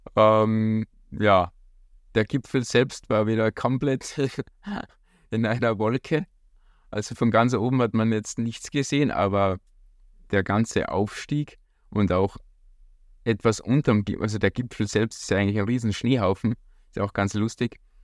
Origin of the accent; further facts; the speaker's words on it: Hallein, Salzburg, Austria; ich komme auch aus Hallein.